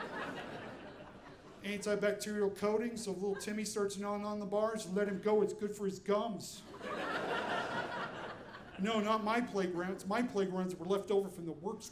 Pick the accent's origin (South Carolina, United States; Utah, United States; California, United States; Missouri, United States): Utah, United States; I'm growing up in Utah, a little different than most places